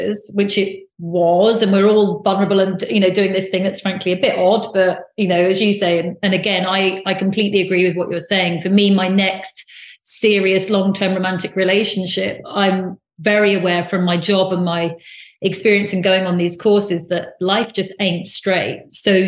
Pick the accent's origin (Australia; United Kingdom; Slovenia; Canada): United Kingdom; also born or lived in United States; I'm very British, and I lived in America